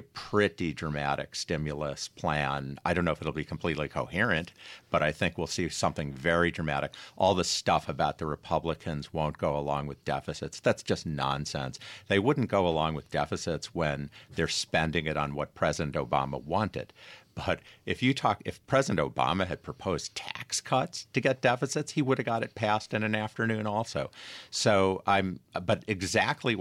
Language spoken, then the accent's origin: English; Rochester, New York, United States; moved away; I grew up in Rochester like you, Tom